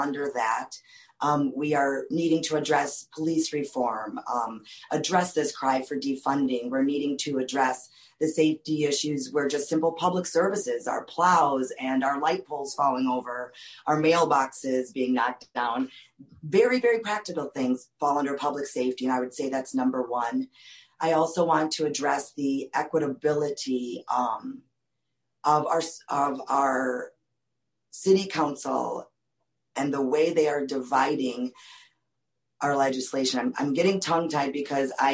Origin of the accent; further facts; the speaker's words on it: Madison, Wisconsin, United States; I am from Eastside Madison, where District 3 is located. I am living on streets that I grew up walking on as a child